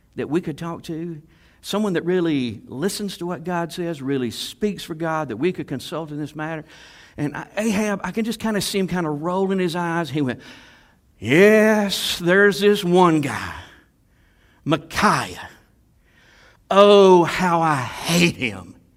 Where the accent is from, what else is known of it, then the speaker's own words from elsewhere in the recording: Salem, United States; I was raised in Salem